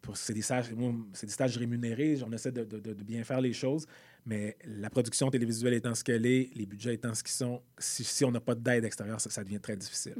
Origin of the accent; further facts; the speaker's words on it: Rosemère, Quebec, Canada; also born or lived in Montreal; je suis né à Montréal, mais mes parents ont déménagé très vite à Rosemère